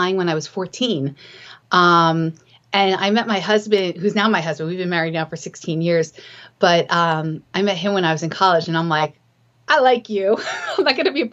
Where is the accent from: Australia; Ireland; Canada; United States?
United States; New Jersey; moved away as an adult; also born or lived in upstate New York / California / Alaska / Utah; now in Portsmouth, United States; I grew up in the suburbs in New Jersey